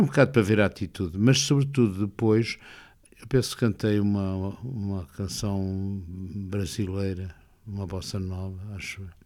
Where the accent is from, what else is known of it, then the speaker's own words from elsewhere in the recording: Porto, Norte, Portugal; eu sou do Porto